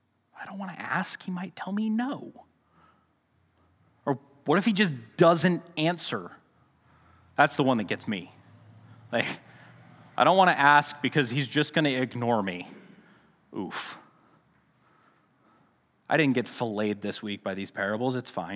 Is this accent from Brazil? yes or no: no; Hagerman, Idaho, United States; Now, I remember growing up in Hagerman, the stores closed really early, so there was a couple of times where Mom was making a pie late at night, and we had to run down to Grandma's to get some tapioca